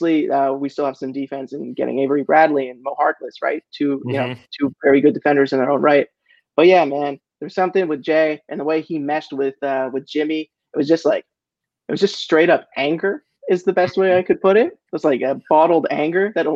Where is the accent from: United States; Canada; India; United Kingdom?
Canada; as a Canadian